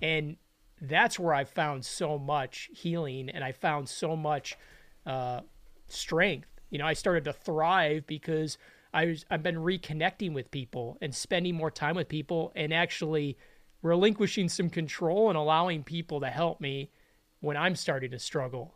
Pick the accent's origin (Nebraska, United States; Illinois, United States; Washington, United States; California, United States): Illinois, United States; Chicago; I grew up in Chicago